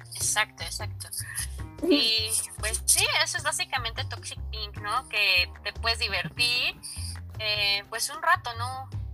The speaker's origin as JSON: {"language": "Spanish", "region": "Mexico City", "country": "Mexico"}